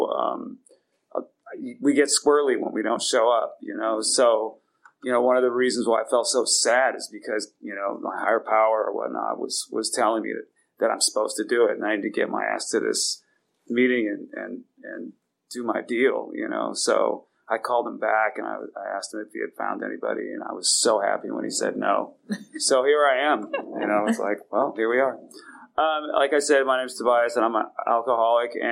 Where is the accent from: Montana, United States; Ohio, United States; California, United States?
California, United States; San Francisco; I was born in San Francisco with my father and my mom